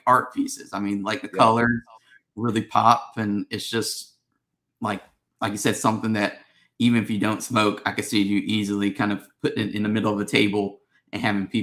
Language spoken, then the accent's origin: English; United States; we're all from the United States